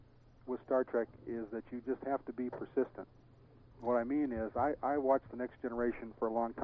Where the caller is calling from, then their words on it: Long Beach, California, United States; From Long Beach.